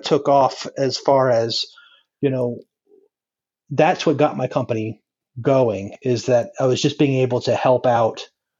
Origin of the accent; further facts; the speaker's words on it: just above Naples, South Florida, United States; now in North Carolina, United States; I grew up in South Florida, and just above Naples